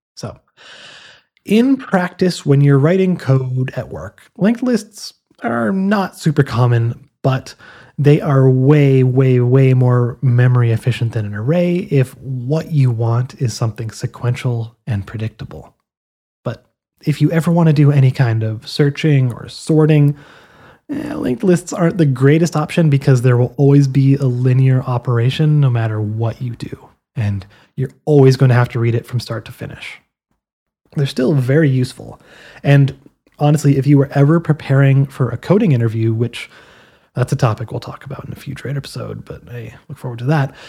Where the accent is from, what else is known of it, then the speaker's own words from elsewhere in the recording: Canada; Now, I'm Canadian